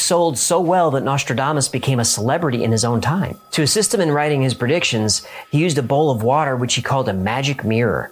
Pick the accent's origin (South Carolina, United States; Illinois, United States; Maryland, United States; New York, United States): New York, United States; I'm from New York. Every day, as a New Yorker, we expected another attack.